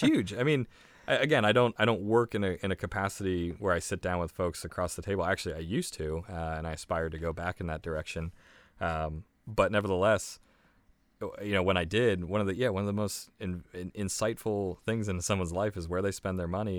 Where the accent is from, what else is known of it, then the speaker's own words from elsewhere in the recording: Ohio, United States; moved away as an adult; now in Maryland, United States; I am originally from Ohio. I grew up in Ohio.